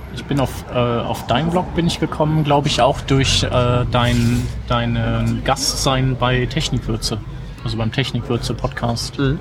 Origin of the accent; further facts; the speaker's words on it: Düsseldorf, North Rhine-Westphalia, Germany; als Düsseldorfer